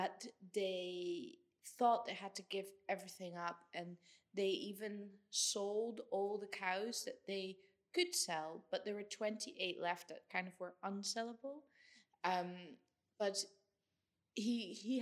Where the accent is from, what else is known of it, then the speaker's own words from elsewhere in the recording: Netherlands; now in Scotland, United Kingdom; I'm from the Netherlands